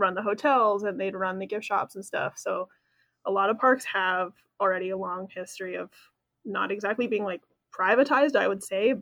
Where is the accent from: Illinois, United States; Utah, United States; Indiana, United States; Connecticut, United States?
Connecticut, United States; moved away; I grew up in Connecticut